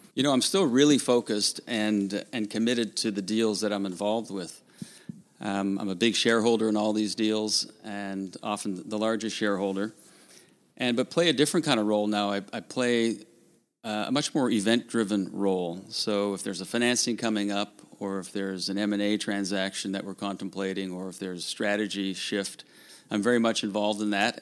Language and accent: English; Newfoundland and Labrador, Canada; I grew up in Newfoundland